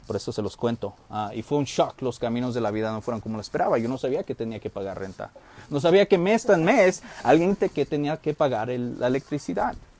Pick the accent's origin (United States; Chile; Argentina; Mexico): United States; moved away; crecí en Estados Unidos